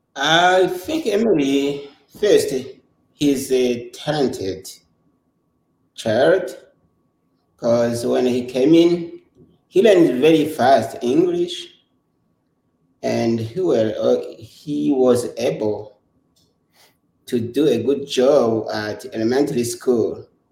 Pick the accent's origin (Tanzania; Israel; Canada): Tanzania; Kigoma; English is a second language; moved away as an adult; also born or lived in Burundi; now in United States; We were in Tanzania Kigoma region in the refugee camp named Muyovozi